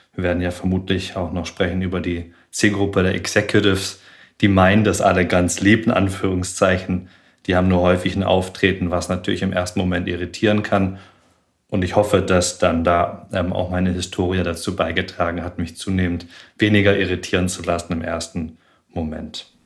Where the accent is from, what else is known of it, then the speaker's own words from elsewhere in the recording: Tübingen, Baden-Württemberg, Germany; moved away as an adult; Ich bin in Tübingen aufgewachsen